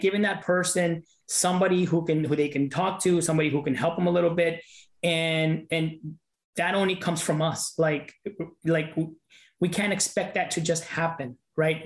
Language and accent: English; Los Angeles, California, United States; moved away as an adult; I grew up in South Central LA. I was there till I was about 18